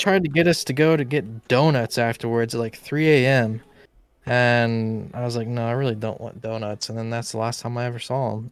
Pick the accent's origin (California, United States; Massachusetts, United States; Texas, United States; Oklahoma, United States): Oklahoma, United States; Tulsa; my hometown